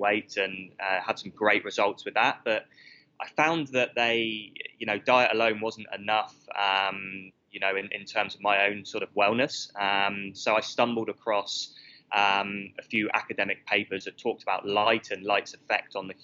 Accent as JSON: {"language": "English", "country": "United Kingdom", "moved": "as an adult", "lives_now": "Australia", "said": "I moved because of the weather in the UK, as you can tell from my accent"}